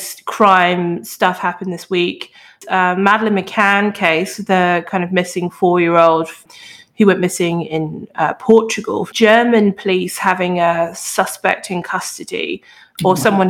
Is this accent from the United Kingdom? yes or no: yes; United Kingdom; I'm British